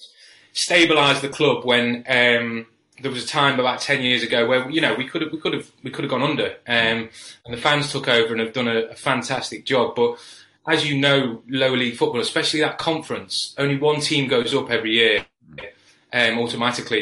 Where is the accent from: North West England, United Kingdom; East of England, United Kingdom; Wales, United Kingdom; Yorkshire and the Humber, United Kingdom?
Wales, United Kingdom; a village just outside Wrexham, North; moved away as an adult; also born or lived in Leyton, East London; I grew up, I'm from North Wales in a little village just outside of Wrexham.